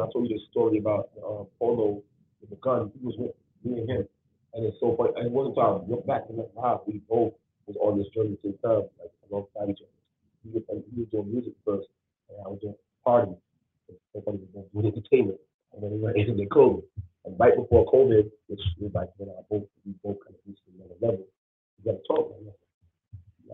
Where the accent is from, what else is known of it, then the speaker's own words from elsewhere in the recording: Uptown, New York, United States; we're both from Uptown.